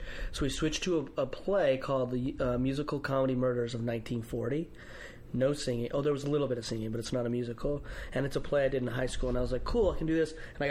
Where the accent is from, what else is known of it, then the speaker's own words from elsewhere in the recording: Utah, United States; now in Los Angeles, United States; I'm from Utah